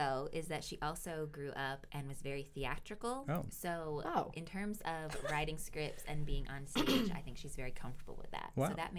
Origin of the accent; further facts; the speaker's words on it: Rhode Island, United States; now in Hendersonville, United States; I grew up in Rhode Island. That's where I was born and raised. I'm a middle child. I came to know the Lord at around age 16, and so I did not grow up in a Christian household.